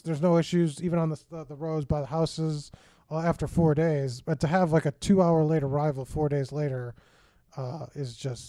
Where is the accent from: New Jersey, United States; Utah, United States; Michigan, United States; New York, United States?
Michigan, United States; also born or lived in Chicago, Illinois; And I'm from Michigan and Chicago, so I've seen a lot of snow in my day.